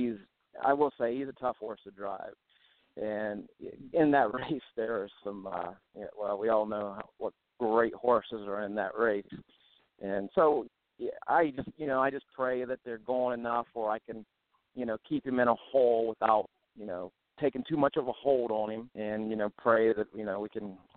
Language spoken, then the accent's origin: English; Ohio, United States; I'm from Ohio